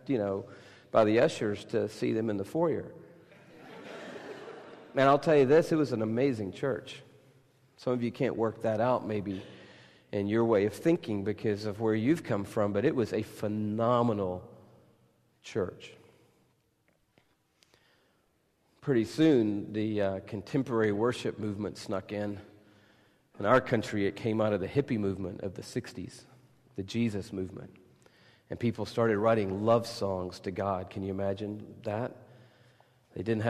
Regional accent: United States; I'm from America

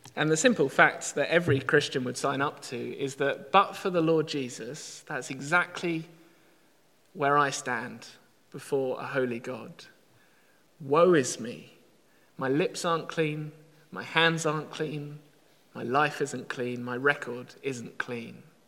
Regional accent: United Kingdom; we're British

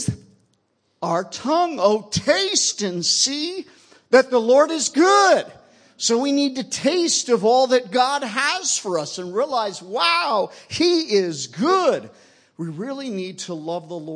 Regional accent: United States; I'm from the United States

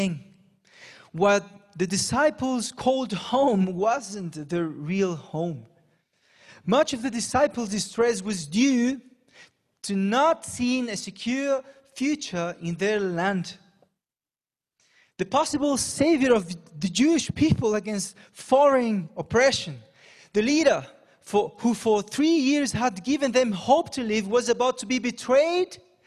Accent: Panama; also born or lived in England; now in Brazil; I question my Panamanian citizenship

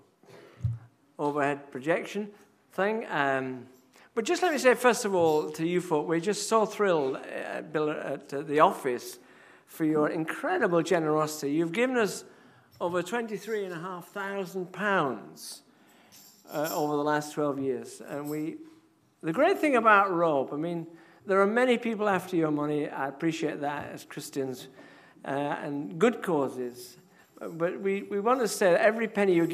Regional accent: Yorkshire and the Humber, United Kingdom; moved away; also born or lived in Edinburgh; I'm from Yorkshire

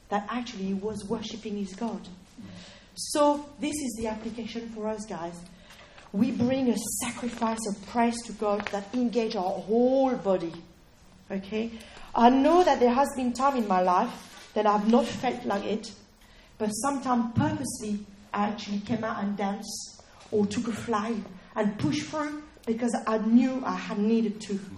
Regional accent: United Kingdom; I was saying, well, no, we're British, right? We, we're British, we've got really, really, you know.

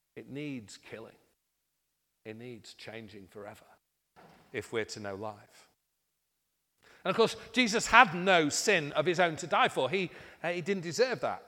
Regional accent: United Kingdom; being British

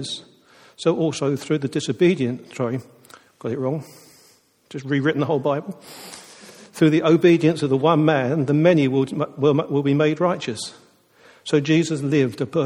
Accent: United Kingdom; But we are British

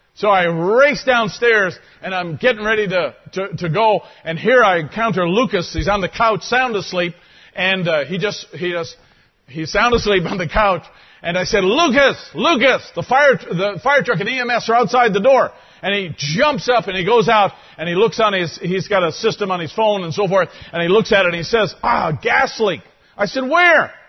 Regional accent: Canada; I'm a Canadian

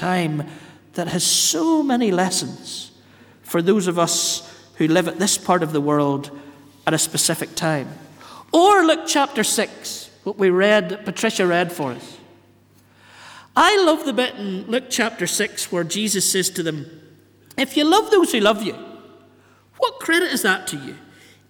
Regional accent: Northern Ireland, United Kingdom; growing up in Northern Ireland

